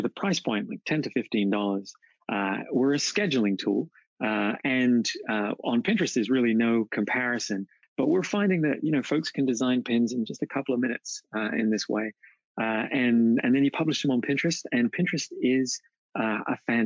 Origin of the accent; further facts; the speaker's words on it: England, United Kingdom; now in Oklahoma City, United States; I'm from England, but live in Oklahoma City.